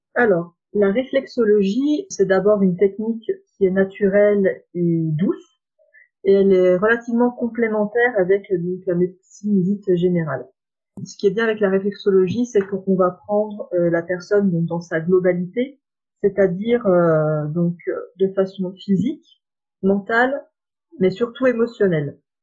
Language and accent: French; Saône-et-Loire, Bourgogne-Franche-Comté, France; moved away as an adult; now in Lyon, France; je viens de Saône-et-Loire et je suis venue à Lyon donc euh, pour faire mes études